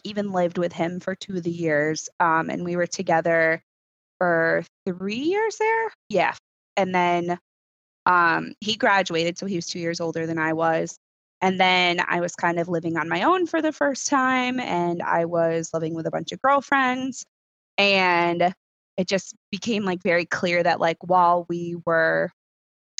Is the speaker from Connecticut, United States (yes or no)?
yes; Connecticut shoreline, United States; moved away; also born or lived in Rochester, New York; I grew up on the Connecticut shoreline.